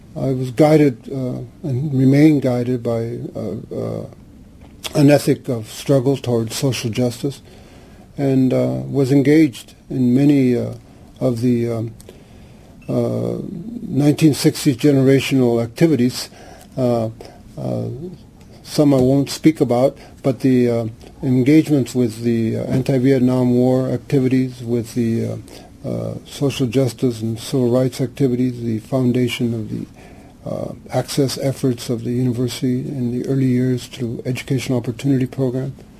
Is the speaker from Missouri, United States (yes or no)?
no; Santa Ana, California, United States; I was born here in Santa Ana in uh, the barrio called Santa Anita, uh, which is still there